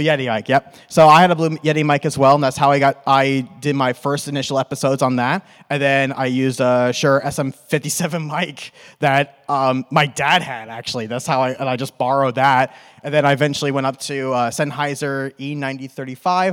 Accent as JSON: {"language": "English", "region": "New York", "country": "United States", "accent": "New York", "moved": "yes", "lives_now": "Arizona, United States", "said": "I'm from New York and I'm in Arizona and it's conflicting with my New York accent"}